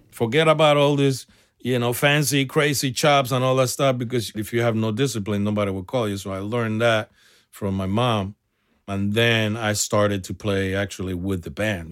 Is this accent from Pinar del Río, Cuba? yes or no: no; Havana, Cuba; also born or lived in San Francisco, United States; now in United States; I'm a small little kid from a small town in Cuba, Repato Bue, Arroyo Naranjo